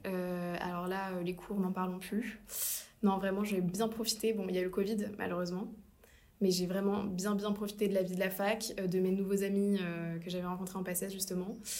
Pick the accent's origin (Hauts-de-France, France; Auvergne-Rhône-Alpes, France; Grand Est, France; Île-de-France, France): Île-de-France, France; Asnières-sur-Seine; also born or lived in Paris; je suis née à Paris